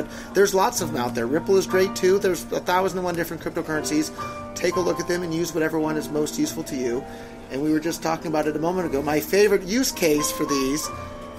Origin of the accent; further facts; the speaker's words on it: Silicon Valley, California, United States; I was born and raised in Silicon Valley, right there in California, my whole life